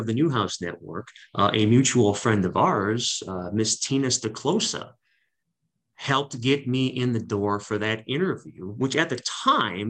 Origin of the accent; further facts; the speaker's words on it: Cleveland, Ohio, United States; moved away as an adult; also born or lived in Syracuse, New York; I was in my hometown for 8 years doing sports radio.